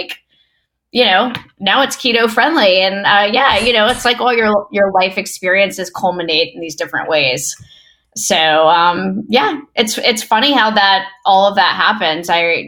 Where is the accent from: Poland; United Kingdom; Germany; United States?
United States; the South; I always talk about being a Southerner and growing up in the South as really being culminative in just like my love for food.